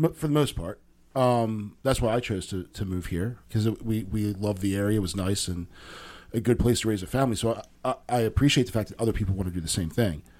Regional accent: Philadelphia, Pennsylvania, United States; now in Maryland, United States; I was born in Philadelphia.

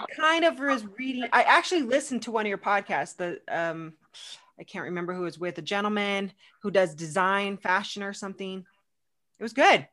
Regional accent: United States; moved away as an adult; also born or lived in Arizona / California; now in Casper, United States; I'm originally from California, Arizona, and this is my first mm. winter I'm doing here

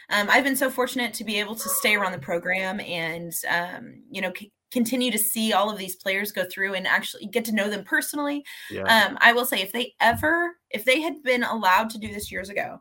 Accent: St. Louis, Missouri, United States; moved away; grew up in the St. Louis area

